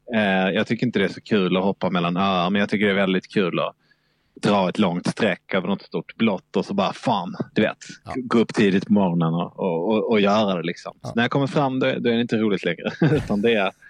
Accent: Malmö, Skåne, Sweden; Jag är uppvuxen i Malmö

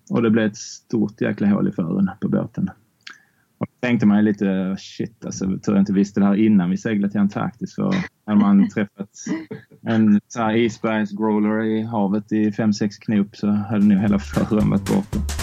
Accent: Barsebäck, Skåne, Sweden; uppväxt i Barsebäck

